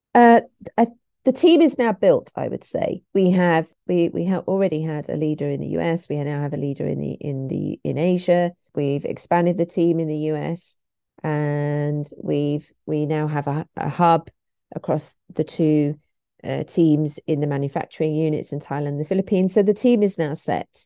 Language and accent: English; St Albans, East of England, United Kingdom; I'm from Saint Albans, which is just outside London